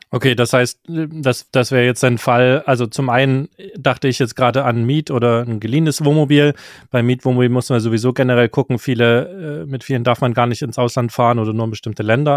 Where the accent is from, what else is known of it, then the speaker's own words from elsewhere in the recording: Germany; unser deutsches Gehirn